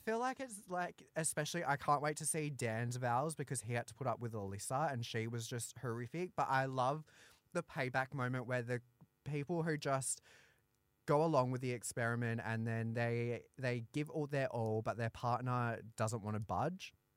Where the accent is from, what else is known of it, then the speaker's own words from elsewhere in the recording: Australia; I'm a Aussie battler